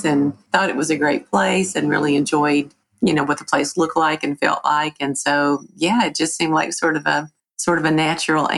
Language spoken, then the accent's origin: English; Dublin, Virginia, United States; now in Emory, United States; I grew up in Southwest Virginia, mostly. I went to Pulaski County High School, which is in Dublin, Virginia